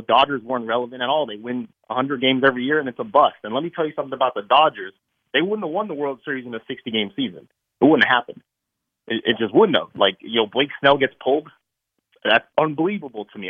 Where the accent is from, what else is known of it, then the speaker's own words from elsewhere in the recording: New York, United States; now in Los Angeles, United States; Like I live in LA. I'm from New York